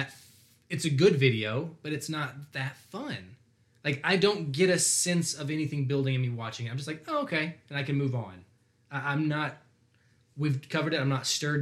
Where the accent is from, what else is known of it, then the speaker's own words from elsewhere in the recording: Alabama, United States; we're from Alabama